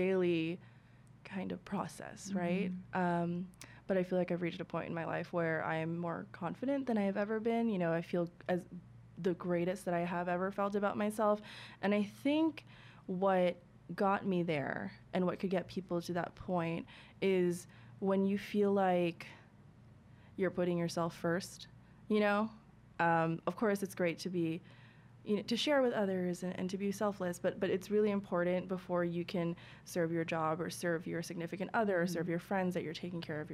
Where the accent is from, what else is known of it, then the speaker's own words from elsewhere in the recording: New York, United States; as like a New Yorker